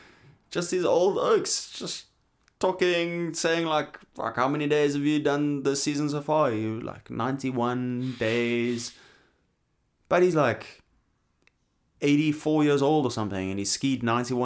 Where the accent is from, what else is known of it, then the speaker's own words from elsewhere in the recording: Knysna, Western Cape, South Africa; I remember there growing up in Knysna... We would talk about the Valleys, the people from the Transvaal, right?